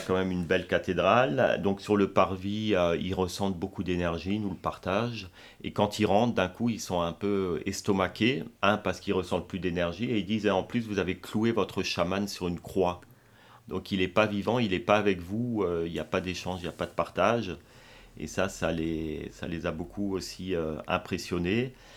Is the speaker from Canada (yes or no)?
no; France; chez nous en France, notamment à Strasbourg